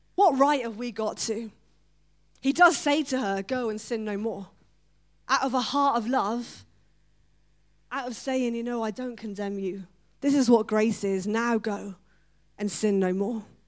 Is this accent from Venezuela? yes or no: no; United Kingdom; We're so British.